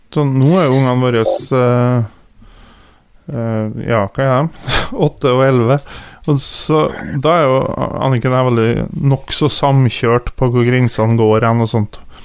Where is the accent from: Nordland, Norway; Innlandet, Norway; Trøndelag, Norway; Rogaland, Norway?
Trøndelag, Norway; Kvål; Jeg er jo fra Kvål